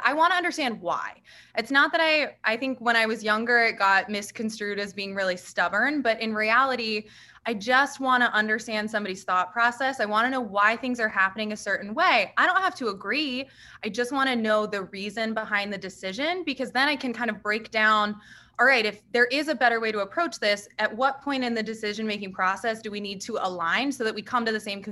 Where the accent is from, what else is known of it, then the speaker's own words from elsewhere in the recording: just outside Dallas, Texas, United States; I grew up just right outside of Dallas. I live here